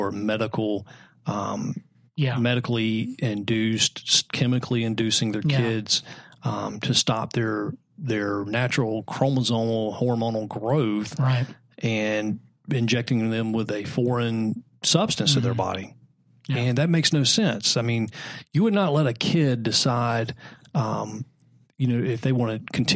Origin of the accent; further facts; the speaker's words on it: Anderson, South Carolina, United States; I'm from South Carolina. We didn't have TV